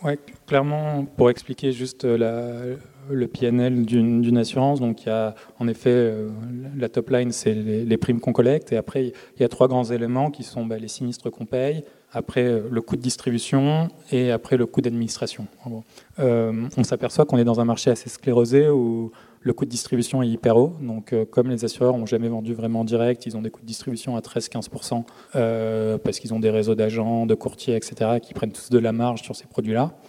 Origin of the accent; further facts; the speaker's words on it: Marseille, Provence-Alpes-Côte d'Azur, France; je viens de Marseille